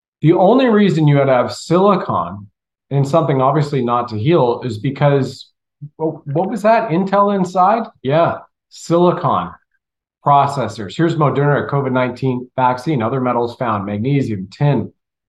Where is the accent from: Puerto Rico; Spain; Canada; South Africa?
Canada; moved away; also born or lived in Colorado, United States; I grew up in Canada. I lived in Colorado for 15, 18 years